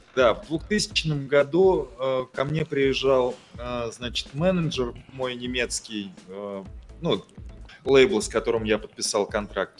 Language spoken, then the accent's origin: Russian; Ufa, Bashkortostan, Russia; как уфимец с почти 50-летним стажем